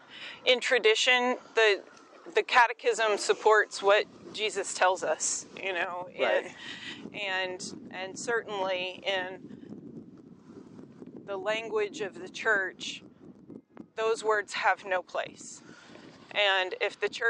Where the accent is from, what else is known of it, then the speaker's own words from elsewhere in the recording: the South, United States; I'm from the South.